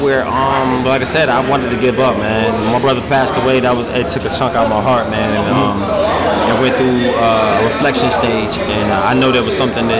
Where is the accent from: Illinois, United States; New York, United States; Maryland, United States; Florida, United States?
Maryland, United States; Landover; now in Raleigh, United States; Yeah, I'm from Landover, Maryland.